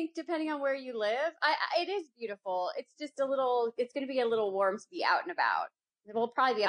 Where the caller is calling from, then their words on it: Studio City, California, United States; I am in Studio City, California, which is a neighborhood in Los Angeles.